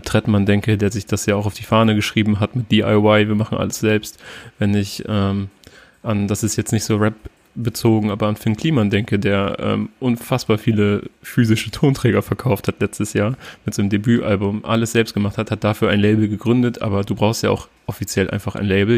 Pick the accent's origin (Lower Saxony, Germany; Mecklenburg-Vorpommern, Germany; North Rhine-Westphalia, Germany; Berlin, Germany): Lower Saxony, Germany; near Oldenburg, Cloppenburg district; ich sage immer aus der Nähe von Oldenburg